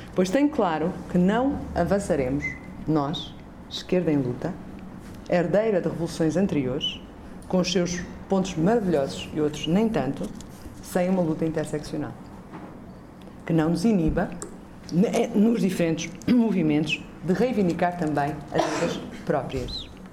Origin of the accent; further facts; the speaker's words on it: Azores, Portugal; venho dos Açores, que é o olho do cu da Europa